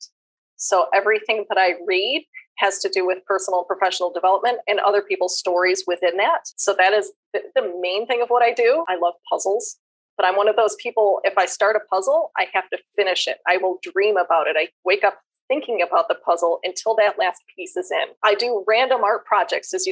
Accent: Western New York, United States; now in Arizona, United States; I'm from Western New York.

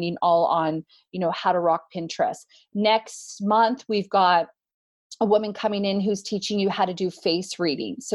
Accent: Canada; moved away; I'm Canadian

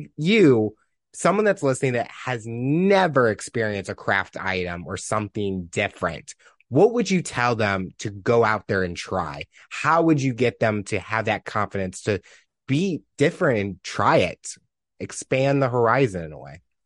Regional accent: Missouri, United States; I'm from Missouri

